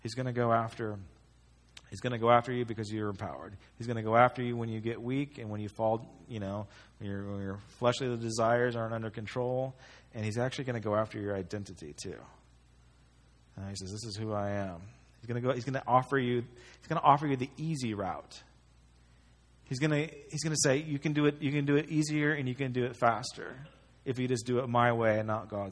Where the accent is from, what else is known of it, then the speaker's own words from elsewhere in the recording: United States; as an American